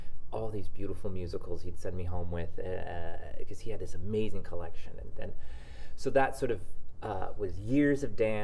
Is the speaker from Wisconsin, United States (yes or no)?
no; Decatur, Illinois, United States; I'm from Illinois, Decatur, Illinois